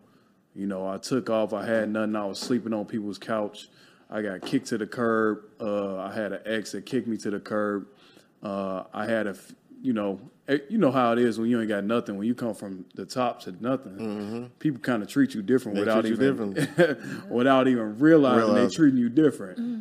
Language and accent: English; Chicago, Illinois, United States; now in Los Angeles, United States; I grew up in Chicago, poverty